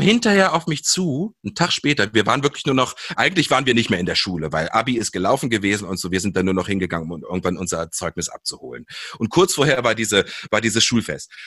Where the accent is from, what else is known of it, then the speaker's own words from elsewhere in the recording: Seesen, Lower Saxony, Germany; wir sind in Sesen am Harz aufgewachsen